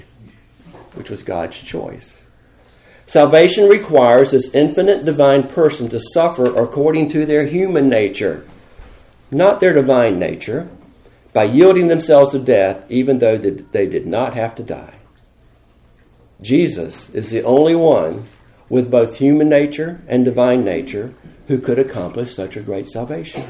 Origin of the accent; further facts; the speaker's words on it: United States; I'm as American as you are